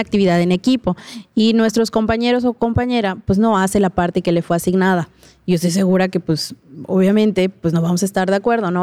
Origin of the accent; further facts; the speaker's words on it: Tizimín, Yucatán, Mexico; de donde soy, ¿no? Pues obviamente de Tizimín.